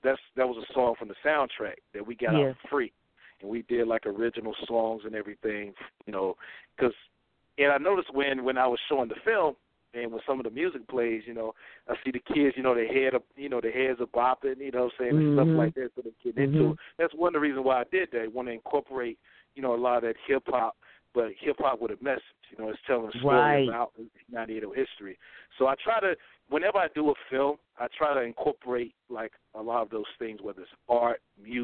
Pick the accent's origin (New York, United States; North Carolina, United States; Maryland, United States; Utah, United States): North Carolina, United States; Laurinburg; I did a screening back in my hometown back in April. And, you know, I got a lot of support from the community. And just the whole community of Laurinburg has really embraced the film